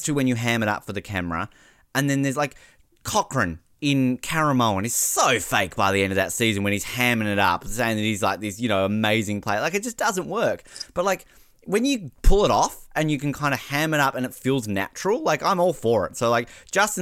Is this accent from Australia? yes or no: yes; Australia; I'm Australian